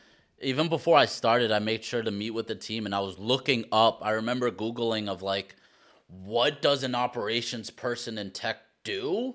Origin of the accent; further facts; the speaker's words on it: Queens, New York, United States; born there; I was born in Queens, so it feels like coming back home to me.